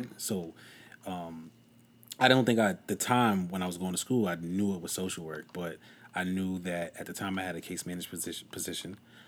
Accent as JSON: {"language": "English", "town": "New York City", "region": "New York", "country": "United States", "moved": "as an adult", "lives_now": "Long Island, United States", "said": "I'm from South Jamaica, Queens. I recently migrated to Long Island"}